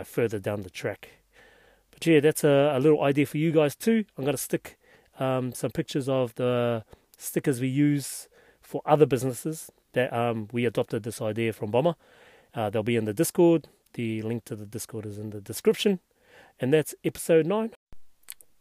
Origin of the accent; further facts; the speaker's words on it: Hastings, Hawke's Bay, New Zealand; I'm from Hastings